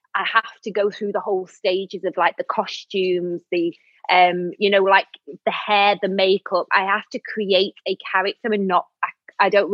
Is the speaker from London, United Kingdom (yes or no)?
no; Manchester, North West England, United Kingdom; moved away; I lived in Manchester then, because obviously I'm from Manchester